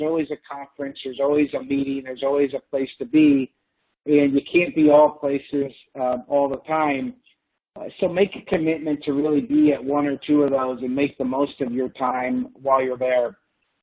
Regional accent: Buffalo, New York, United States; we grew up in Buffalo, New York

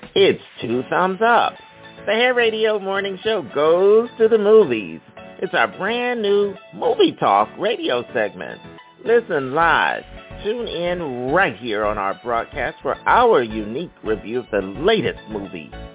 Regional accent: Philadelphia, Pennsylvania, United States; now in Brooklyn, United States; We're both from Philadelphia

